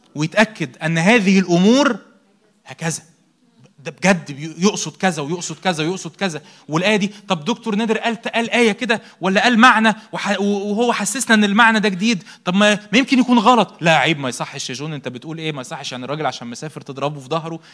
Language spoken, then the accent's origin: Arabic; Egypt; احنا مصريين